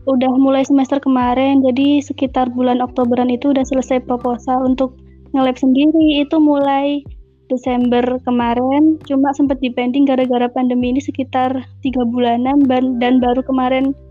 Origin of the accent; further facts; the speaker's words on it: Lumajang, East Java, Indonesia; Saya dari Lumajang.